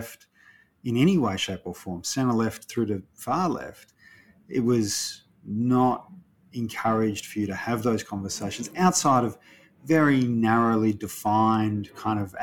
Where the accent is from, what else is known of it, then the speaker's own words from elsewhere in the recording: Ballarat, Victoria, Australia; I grew up in Ballarat in a time that was really conservative